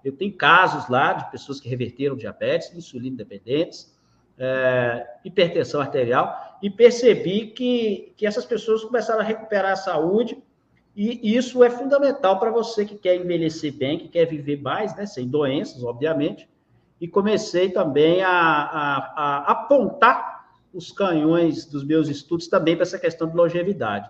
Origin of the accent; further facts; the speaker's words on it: Minas Gerais, Brazil; Eu sou mineiro, uai! Moro em Minas Gerais, é, consegui agora voltar para minha cidade natal